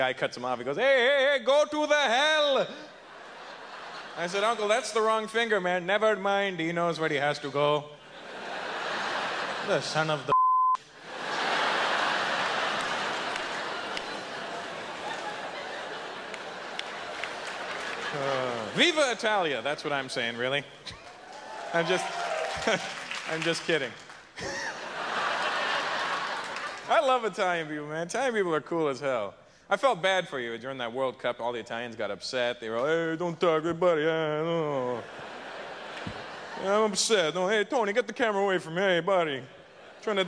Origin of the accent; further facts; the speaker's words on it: Canada; I realized I was born in Canada. Guess that makes me Canadian.